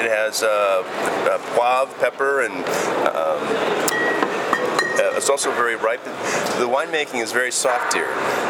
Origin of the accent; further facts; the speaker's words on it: Washington, United States; I'm from Washington State in the west coast of the United States, and we grow a lot of Syrah as well.